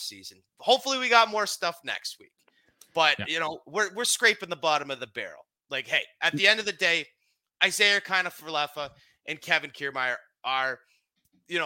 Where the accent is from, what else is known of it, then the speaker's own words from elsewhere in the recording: Canada; I'm a proud Canadian.